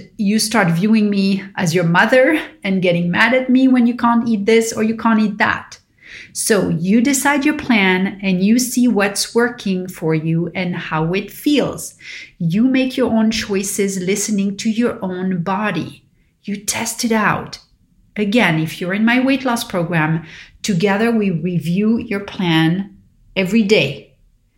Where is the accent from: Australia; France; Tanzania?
France; Paris, Île-de-France; growing up in Paris